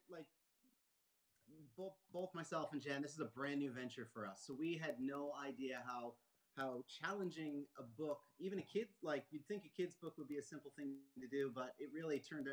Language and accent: English; Moncton, New Brunswick, Canada; moved away as an adult; also born or lived in Halifax, Nova Scotia; now in Fogo Island, Canada; So I was born in Nova Scotia, Halifax, and I was raised in Moncton